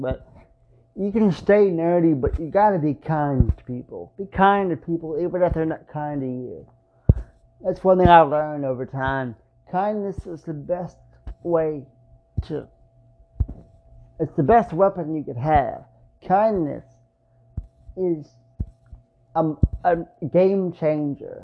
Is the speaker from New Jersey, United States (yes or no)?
no; Nashville, Tennessee, United States; moved away as an adult; I was born in Nashville, but I was raised in Antioch.